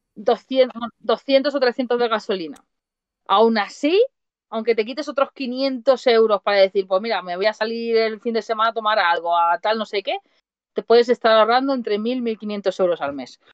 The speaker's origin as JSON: {"language": "Spanish", "town": "Mataró", "region": "Catalonia", "country": "Spain", "moved": "as an adult", "lives_now": "Switzerland", "said": "yo soy de Mataró, Barcelona"}